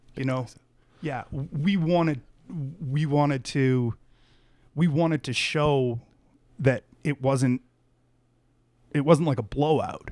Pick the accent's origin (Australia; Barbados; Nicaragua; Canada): Canada; I'm Canadian